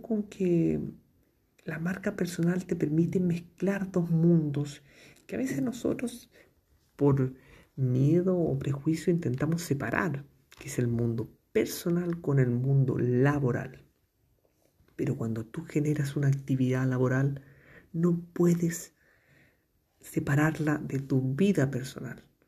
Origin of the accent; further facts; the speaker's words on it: Chile; comunicador social de Chile